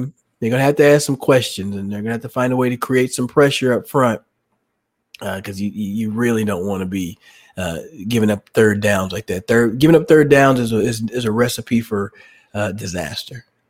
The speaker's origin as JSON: {"language": "English", "town": "Indianapolis", "region": "Indiana", "country": "United States", "tie": "born or raised there", "said": "I was born in Indianapolis"}